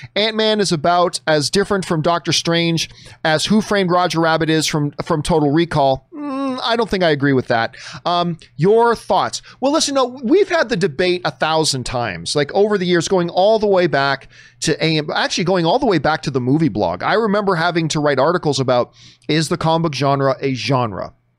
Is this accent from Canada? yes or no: yes; Canada; as a Canadian